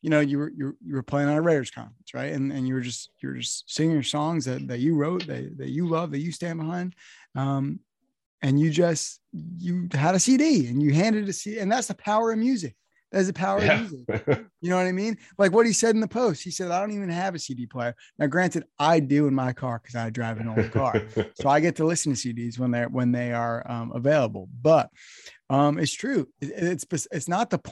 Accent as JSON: {"language": "English", "region": "New Jersey", "country": "United States", "said": "I'm from New Jersey"}